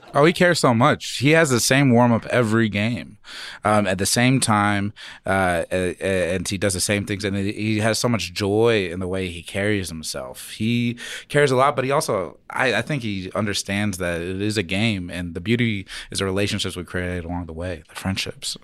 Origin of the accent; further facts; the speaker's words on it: Phoenix, Arizona, United States; now in Denver, United States; I grew up in Phoenix, and coming here to Denver